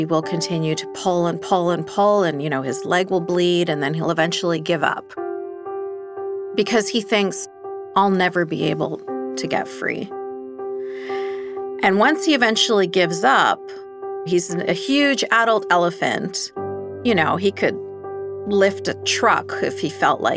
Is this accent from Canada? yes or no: yes; Vancouver, British Columbia, Canada; I grew up in Vancouver, Canada, as a fundamentalist Muslim in a fundamentalist family